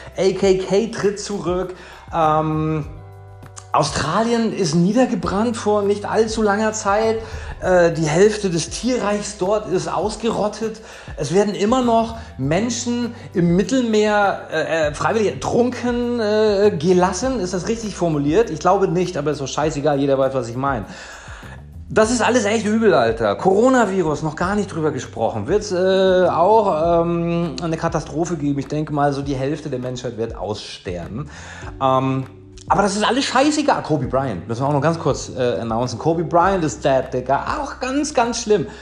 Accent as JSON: {"language": "German", "town": "Kiel", "region": "Schleswig-Holstein", "country": "Germany", "tie": "born or raised there", "moved": "as an adult", "lives_now": "Marbella, Spain", "said": "ich komme ursprünglich aus Kiel. Ich lebte dort mein Leben lang und bin vor vier Jahren nach Marbella gekommen"}